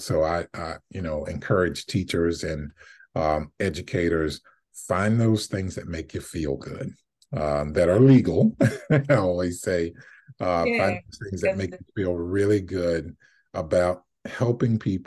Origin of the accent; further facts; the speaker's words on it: South Carolina, United States; moved away; I'm from South Carolina